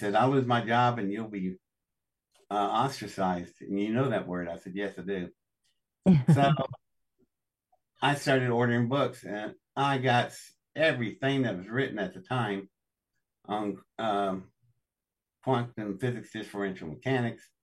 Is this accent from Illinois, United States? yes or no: no; Welch, West Virginia, United States; I was born in Welch, West Virginia, in District 10 of the Pocahontas coal fields.